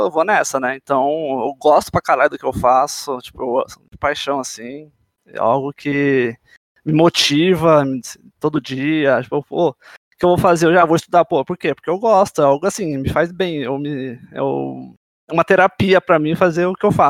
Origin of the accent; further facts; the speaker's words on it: São Paulo, Brazil; Bom, eu tenho 26 anos, sou de São Paulo.